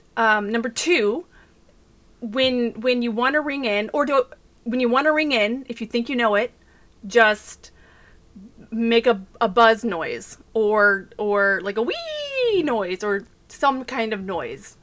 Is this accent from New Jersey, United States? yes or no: no; Texas, United States; accent: Texas; I can barely do a for real Texas accent